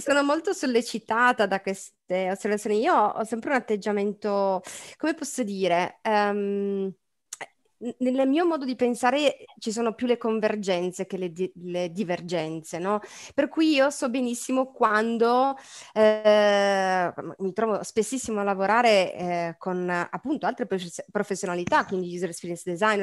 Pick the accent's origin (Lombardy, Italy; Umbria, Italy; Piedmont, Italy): Piedmont, Italy; Turin; also born or lived in Milan; io sono di Torino